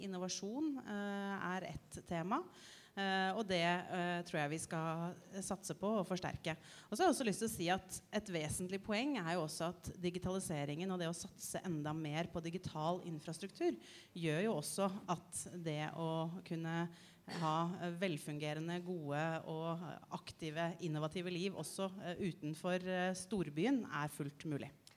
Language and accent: Norwegian; Asker, Akershus, Norway; der jeg vokste opp i Asker